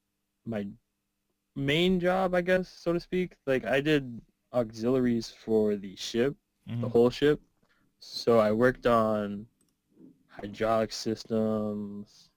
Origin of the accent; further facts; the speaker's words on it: Clayton County, Georgia, United States; Born and raised in Clayton County.